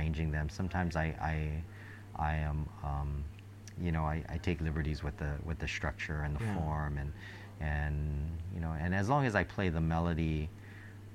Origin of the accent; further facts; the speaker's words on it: Hawaii, United States; growing up in Hawaii